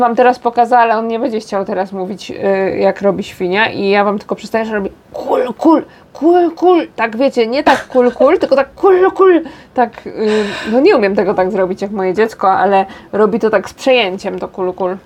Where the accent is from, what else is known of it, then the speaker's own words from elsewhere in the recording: Paczyna, Silesian Voivodeship, Poland; moved away as an adult; now in South Korea; u nas w Paczynie